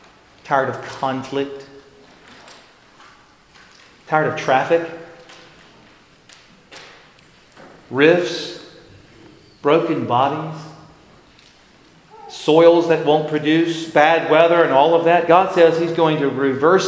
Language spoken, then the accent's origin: English; Florida, United States; moved away; I'm from Florida